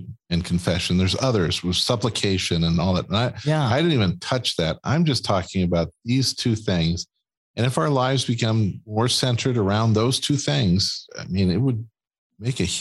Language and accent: English; Wisconsin, United States; We're from Wisconsin